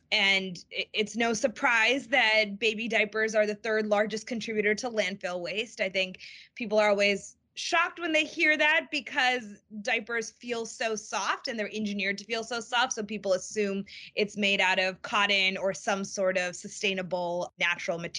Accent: Boston, Massachusetts, United States; I grew up in the Boston area

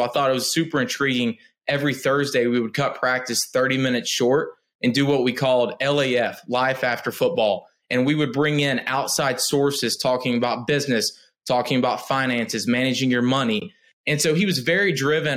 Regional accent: outside Knoxville, East Tennessee, United States; I come from East Tennessee, right outside of Knoxville

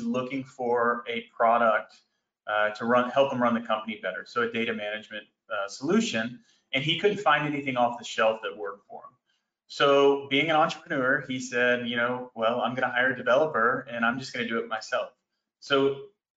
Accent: Greensboro, North Carolina, United States; also born or lived in Arkansas; now in Dallas, United States; I was born in Greensboro, North Carolina, and I currently live here in Dallas

